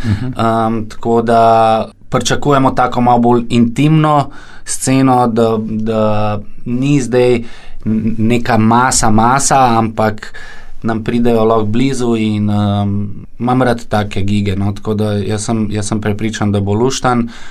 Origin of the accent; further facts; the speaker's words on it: Ljubljana, Slovenia; prihajam iz Dravel